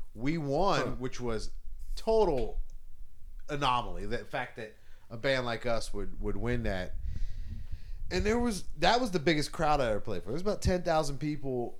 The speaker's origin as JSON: {"language": "English", "town": "Charleston", "region": "South Carolina", "country": "United States", "tie": "born or raised there", "said": "growing up in Charleston, South Carolina."}